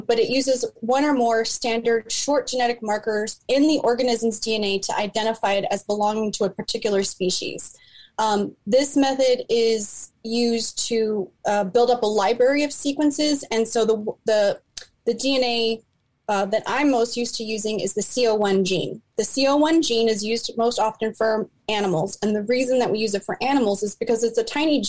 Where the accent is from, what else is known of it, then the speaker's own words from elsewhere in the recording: Delco, Pennsylvania, United States; I grew up in Delco and you don't play in the Darby Creek